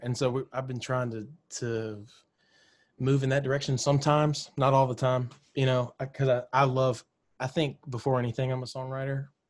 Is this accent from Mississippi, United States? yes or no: yes; Mississippi, United States; moved away as an adult; now in Nashville, United States; I grew up in Mississippi